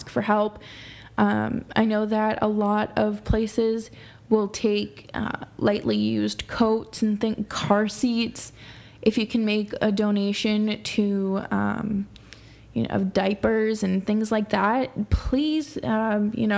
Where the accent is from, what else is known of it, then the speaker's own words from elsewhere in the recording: Boston, Massachusetts, United States; growing up in Boston